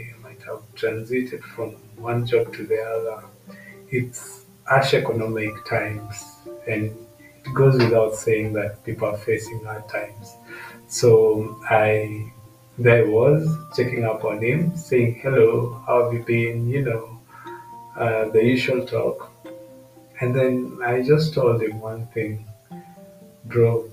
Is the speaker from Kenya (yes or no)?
yes; Kenya; from my home country, Kenya.